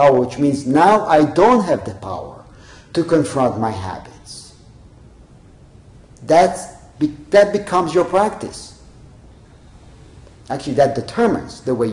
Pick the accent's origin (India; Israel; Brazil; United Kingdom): Israel; when I was growing up in Israel, I was a teenager